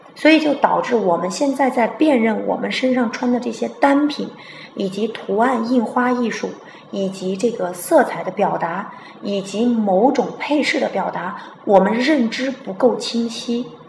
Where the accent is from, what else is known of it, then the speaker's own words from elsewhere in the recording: China; 我们中国人